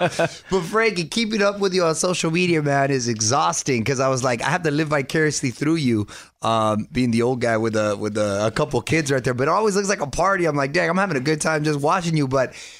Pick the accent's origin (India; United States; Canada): United States; Chula Vista, California